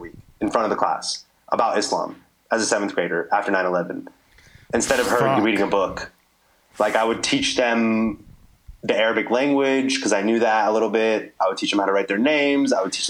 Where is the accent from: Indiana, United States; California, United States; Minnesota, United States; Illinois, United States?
California, United States; You know, California, that's where I was raised. That's where I was born and bred. And that's it. I hold it down for California always.